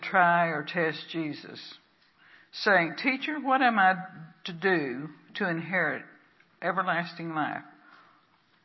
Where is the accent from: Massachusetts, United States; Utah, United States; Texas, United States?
Texas, United States; now in Pacific Northwest, United States; I'm from the South. I'm from Texas.